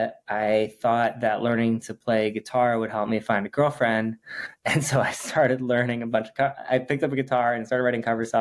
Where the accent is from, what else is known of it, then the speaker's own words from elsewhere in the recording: Twin Cities, Minnesota, United States; also born or lived in East Coast / Bay Area; now in Los Angeles, United States; grew up in the Twin Cities